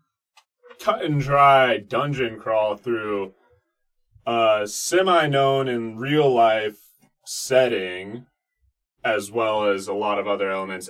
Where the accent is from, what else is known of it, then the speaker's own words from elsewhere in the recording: Colorado, United States; us all being born and raised in Colorado.